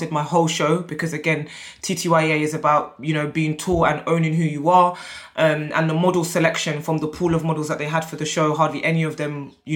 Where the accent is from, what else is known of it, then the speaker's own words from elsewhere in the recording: United Kingdom; I'm British-born Nigerian